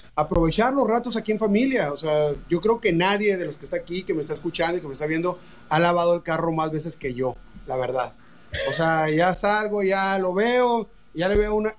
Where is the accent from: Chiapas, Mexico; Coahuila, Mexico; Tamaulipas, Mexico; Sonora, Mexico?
Sonora, Mexico; Hermosillo; moved away; also born or lived in Tijuana; yo soy de Hermosillo, no soy de Tijuana, pero viví mucho tiempo tocando en bares en Tijuana